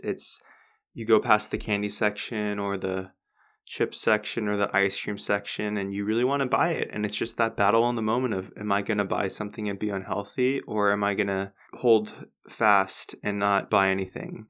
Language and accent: English; United States; I'm American.